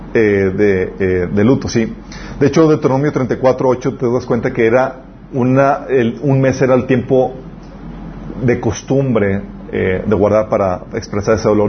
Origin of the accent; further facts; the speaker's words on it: Mexico; nosotros somos mexicanos